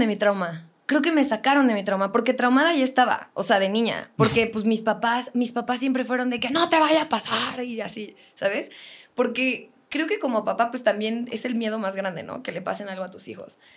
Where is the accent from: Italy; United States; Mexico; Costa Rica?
Mexico; Querétaro; also born or lived in Morelia, Michoacán; siempre digo que soy de Querétaro, pero omito la parte de nací en Morelia, pero a los tres días me fue a vivir a Querétaro y toda mi vida he vivido aquí